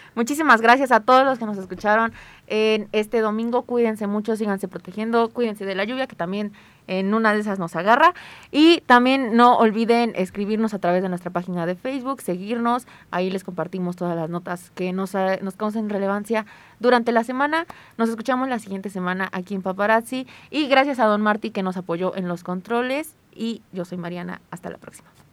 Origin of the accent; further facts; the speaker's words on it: Puebla, Mexico; nosotros no somos de aquí, somos de Puebla